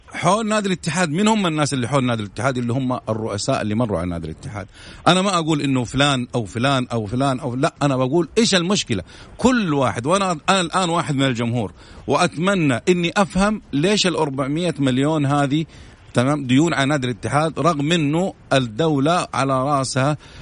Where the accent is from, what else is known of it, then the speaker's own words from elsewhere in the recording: Saudi Arabia; نحن كمواطنين سعوديين